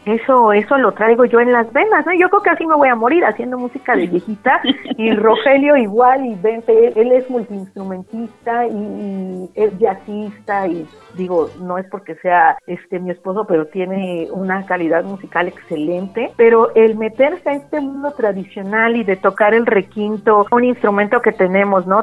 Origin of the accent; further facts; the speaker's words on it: Oaxaca, Mexico; moved away as an adult; also born or lived in Coyoacán, Mexico City / United States; decido regresar pues a Oaxaca porque yo soy oaxaqueña